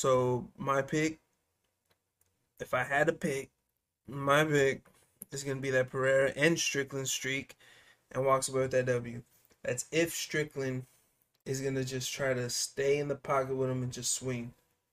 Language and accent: English; Phoenix, Arizona, United States; he reps Phoenix. I'm from Phoenix.